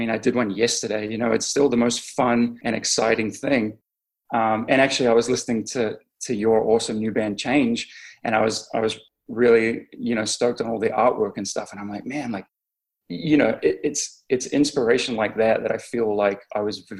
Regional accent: New Zealand; moved away as an adult; also born or lived in England / Australia; now in Southern California, United States; I was born in England. I grew up there till I was about seven. And then my family moved to New Zealand. I lived in New Zealand until 2001

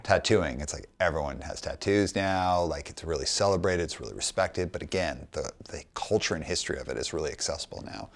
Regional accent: Calgary, Alberta, Canada; I grew up in Calgary, Alberta

